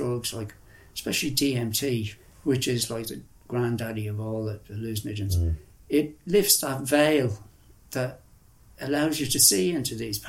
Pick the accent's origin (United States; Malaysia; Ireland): Ireland; moved away as an adult; also born or lived in Afghanistan / India; one of the strongest feelings of being Irish I ever had was I came back and I went feral. I was eating wild food and camping wild, living out around Sligo and Leitrim